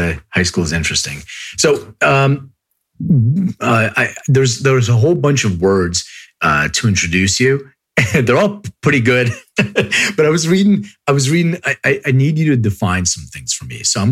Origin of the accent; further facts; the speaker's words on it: Philadelphia, Pennsylvania, United States; moved away as an adult; now in Los Angeles, United States; I grew up in Philly. I grew up in Northeast Philly.